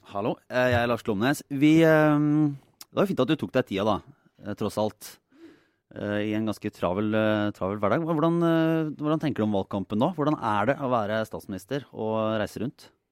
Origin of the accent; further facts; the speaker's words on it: Bø, Norway; Sommerland er i Bø, der jeg er fra.